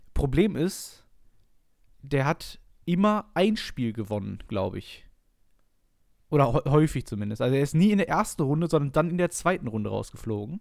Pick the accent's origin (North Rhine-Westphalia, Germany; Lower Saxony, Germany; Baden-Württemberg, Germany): North Rhine-Westphalia, Germany; Essen; ich komme aus Essen